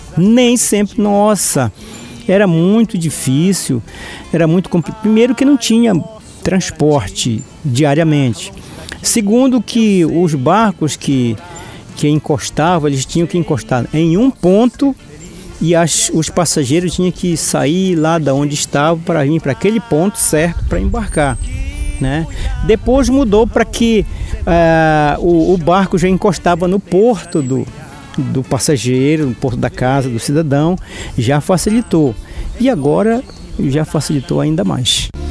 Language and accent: Portuguese; São Pedro do Arapiuns, Pará, Brazil; moved away as an adult; eu sou natural de São Pedro do Rio Arapiuns, tenho 65 anos de idade, nasci e me criei no Arapiuns. Saí de lá já com os meus 33 anos de idade